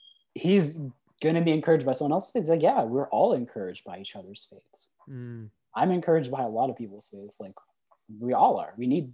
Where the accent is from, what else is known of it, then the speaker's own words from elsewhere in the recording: Manitoba, Canada; moved away; I'm originally from Manitoba